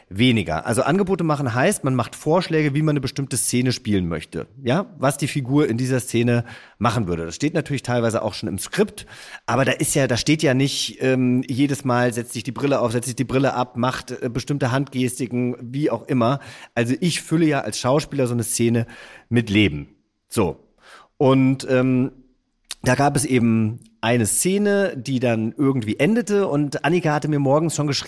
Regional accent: Hesse, Germany; denn ich bin ja Hesse

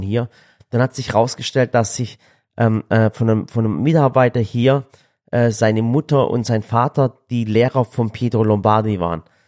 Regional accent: Balingen, Baden-Württemberg, Germany; das ist nicht weit weg von Balingen, da wo ich herkomme

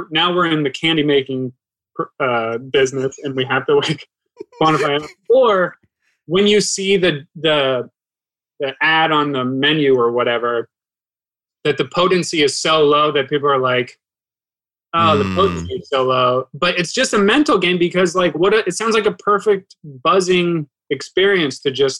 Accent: Ohio, United States; I'm from Ohio. Like I literally had neighbors with farms

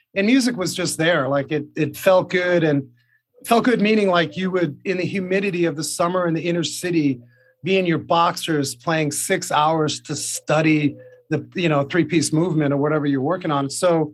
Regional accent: New York City, New York, United States; I grew up in New York.

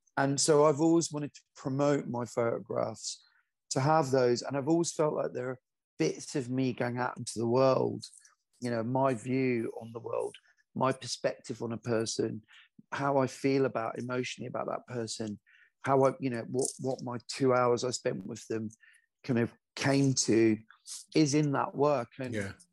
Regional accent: Glasgow, Scotland, United Kingdom; moved away; I'm originally from Glasgow

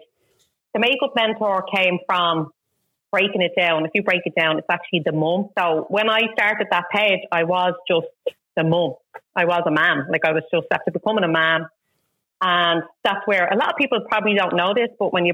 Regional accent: Dublin, County Dublin, Ireland; now in Balbriggan, Ireland; I am originally from Finglas, but now live in Balgoa

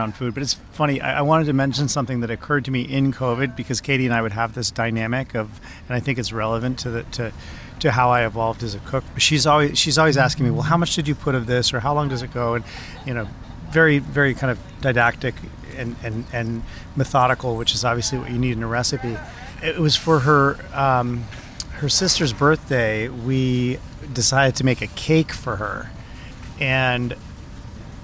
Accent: Vermont, United States; I grew up in Vermont on a small family farm

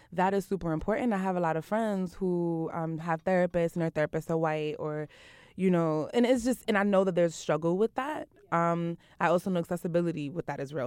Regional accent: New York City, New York, United States; I'm from Brooklyn, from Eastern New

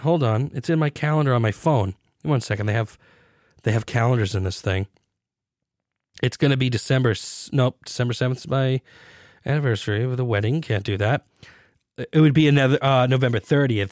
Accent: United States; I am as American as you can get

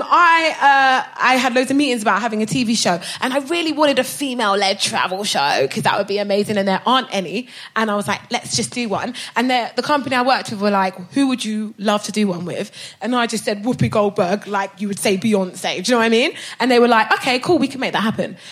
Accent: Brighton, South East England, United Kingdom; So I moved, my mum bought a hotel in Brighton when I was 14, so I grew up in Brighton

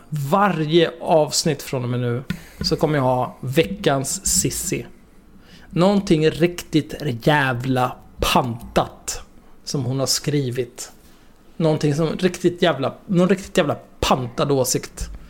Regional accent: Stockholm, Stockholm County, Sweden; där jag växte upp, eh, Lundagatan 50, vid Zinkensdamm

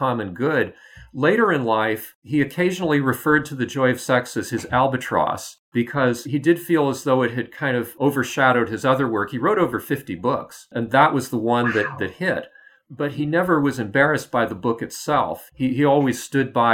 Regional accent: United States; as an American

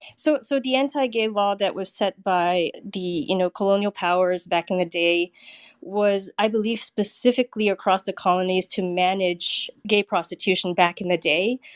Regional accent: Singapore; now in San Francisco, United States; I'm Singaporean. I live in San Francisco

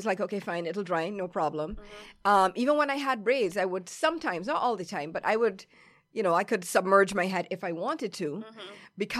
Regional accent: Barbados; born or raised there; moved away

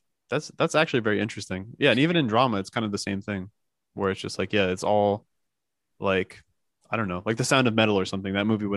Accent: New Jersey, United States; now in New York, United States; I'm already from Jersey, so you know that I'm a clown. I'm paying excessive amounts of rent in New York.

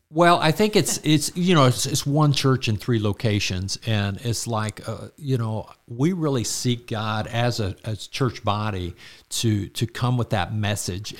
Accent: Florida, United States; now in Georgia, United States; growing up in Florida

